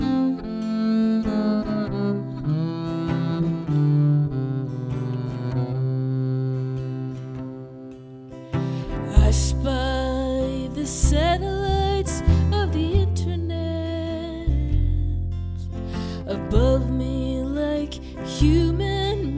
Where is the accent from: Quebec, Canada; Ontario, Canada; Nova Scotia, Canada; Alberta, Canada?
Quebec, Canada; Montreal; my hometown of Montreal